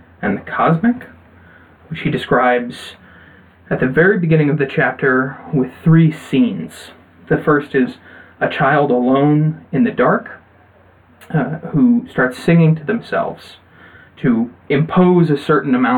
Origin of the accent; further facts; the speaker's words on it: United States; I'm an American